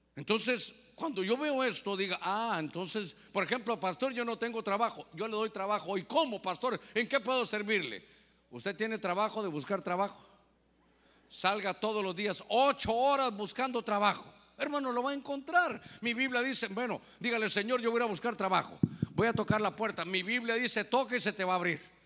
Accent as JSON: {"language": "Spanish", "country": "Guatemala", "moved": "yes", "lives_now": "Honduras", "said": "Ahora soy catrapín, mitad catracho y mitad chapín"}